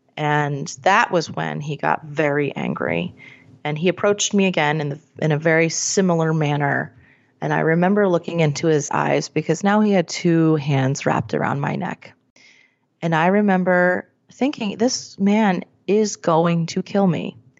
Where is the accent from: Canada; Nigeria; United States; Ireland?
United States; Scranton, Pennsylvania; I'm from Scranton.